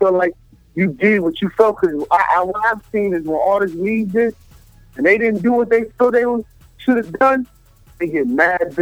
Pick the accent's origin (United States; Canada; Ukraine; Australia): United States; Memphis, Tennessee; Like I was raised in the South. Like, I was born in Memphis